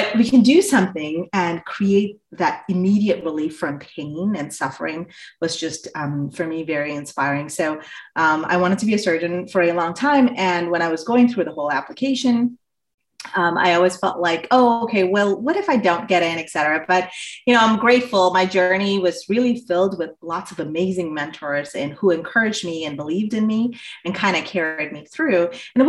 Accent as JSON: {"language": "English", "country": "India", "also_born_or_lived": "Southeast Asia", "moved": "as an adult", "said": "I grew up in Southeast Asia and I came here, at the start of my undergrad. And, I grew up in Southeast Asia. I'm originally from India."}